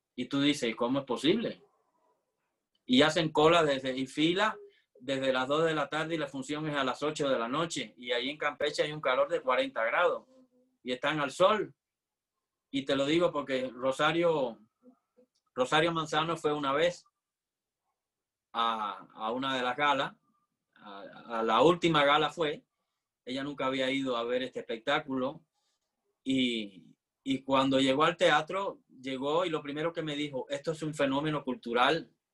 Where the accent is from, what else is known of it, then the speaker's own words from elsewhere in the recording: Havana, Cuba; moved away as an adult; now in Mexico; yo nací en La Habana, en Cuba, y estudié en la Escuela Nacional de Arte de, Cuba